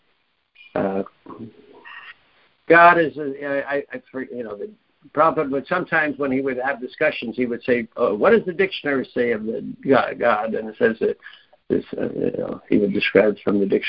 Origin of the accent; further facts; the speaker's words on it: New York, United States; I'm born in New York. To you know, my mother was from Queens and my father was from